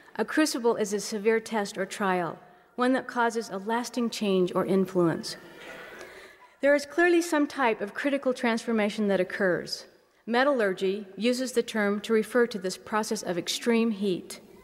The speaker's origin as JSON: {"language": "English", "country": "United States", "said": "cultural things some of us do as American Mormons"}